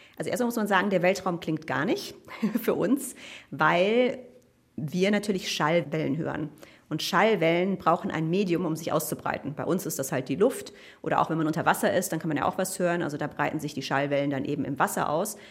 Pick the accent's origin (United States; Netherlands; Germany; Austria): Germany; Cologne, North Rhine-Westphalia; ich komme aus Köln